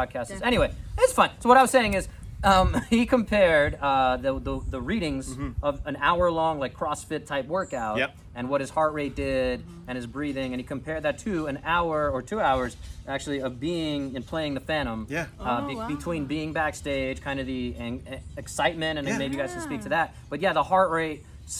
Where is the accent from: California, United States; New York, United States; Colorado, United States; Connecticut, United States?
New York, United States; I'm a Jets fan, I'm a New Yorker